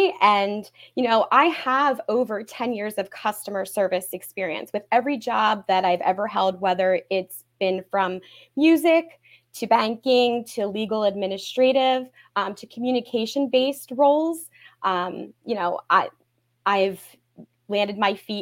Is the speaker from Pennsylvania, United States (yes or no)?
yes; Pottstown, Pennsylvania, United States; I was born and raised in Pottstown